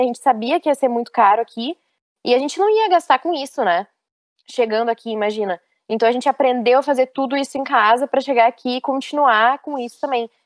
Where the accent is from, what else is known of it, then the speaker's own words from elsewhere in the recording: Rio Grande do Sul, Brazil; moved away as an adult; eu sou gaúcha